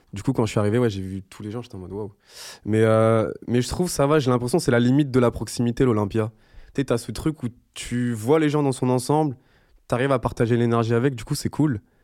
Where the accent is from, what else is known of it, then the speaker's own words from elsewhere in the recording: Madagascar; je fais jeune parce que je suis malgache